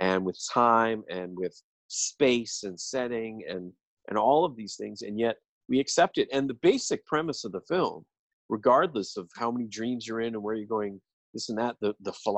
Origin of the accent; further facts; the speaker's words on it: Ireland; I'm an Irishman